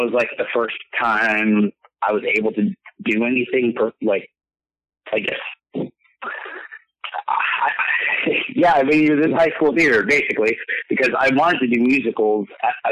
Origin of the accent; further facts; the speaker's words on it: San Francisco, California, United States; being a Filipino, you know, growing up in, like, a San Francisco